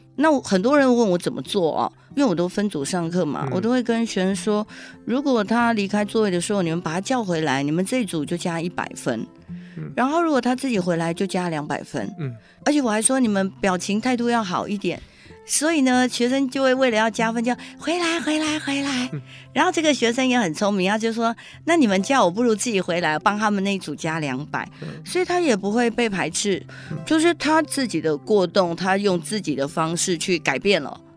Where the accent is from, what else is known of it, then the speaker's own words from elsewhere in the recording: Taipei, Taiwan; also born or lived in Chiayi; 我其实台北人，我不太会讲台语